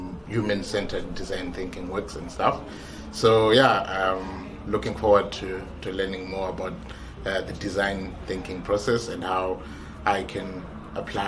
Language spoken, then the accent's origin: English; Zimbabwe; I'm from Zimbabwe